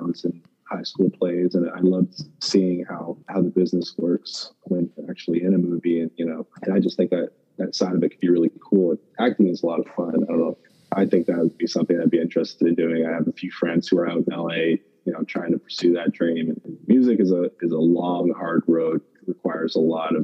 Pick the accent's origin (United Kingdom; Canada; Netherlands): Canada; I'm in the NFL, and I'm Canadian